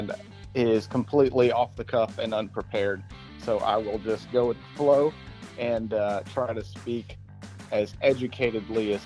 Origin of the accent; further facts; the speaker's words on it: Georgia, United States; I'm from Georgia